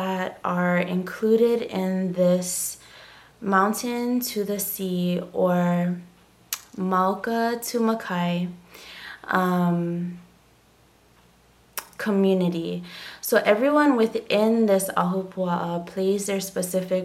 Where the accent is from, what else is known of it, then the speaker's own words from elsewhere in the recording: Hawaii, United States; I am from Hawaii, born and raised, and I am of Hawaiian ancestry.